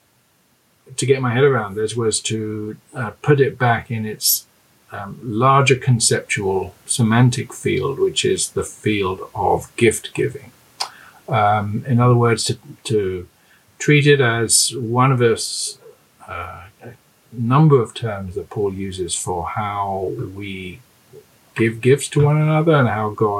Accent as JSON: {"language": "English", "region": "London", "country": "United Kingdom", "tie": "born or raised there", "also_born_or_lived": "Cambridge / Glasgow, Scotland", "moved": "as an adult", "lives_now": "Durham, United Kingdom", "said": "I grew up in London"}